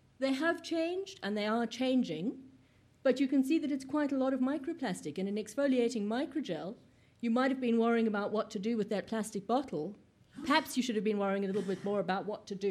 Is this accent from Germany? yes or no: no; South Africa; now in United Kingdom; I come from South Africa